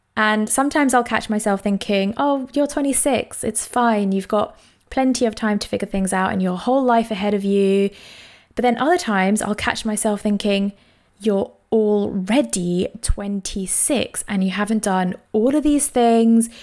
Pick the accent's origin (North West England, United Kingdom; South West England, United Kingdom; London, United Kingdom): London, United Kingdom; I grew up in East London